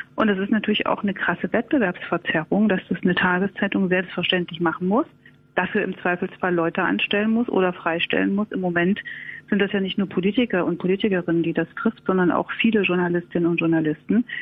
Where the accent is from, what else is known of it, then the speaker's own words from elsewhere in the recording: East Germany, Germany; ich bin aus dem Osten